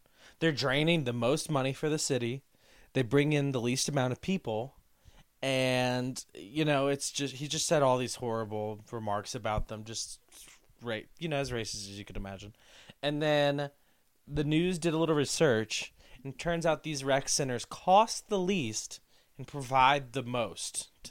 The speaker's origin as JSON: {"language": "English", "town": "Lafayette", "region": "Louisiana", "country": "United States", "tie": "born or raised there", "said": "My hometown is blowing up right now with the Black Lives Matter movement because of the murder of Trayford Pellerin. That was in my hometown"}